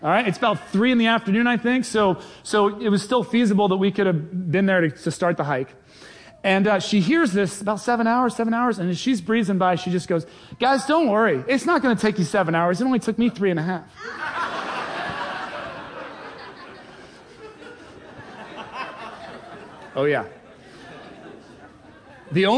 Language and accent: English; England, United Kingdom; now in United States; I was born in England